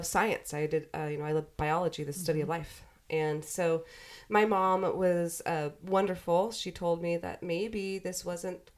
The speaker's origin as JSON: {"language": "English", "town": "Central Point", "region": "Oregon", "country": "United States", "tie": "born or raised there", "also_born_or_lived": "Corvallis, Oregon", "said": "we moved to Jackson County, Central Point, to be specific, when I was 7. Mm-hmm. And I grew up here"}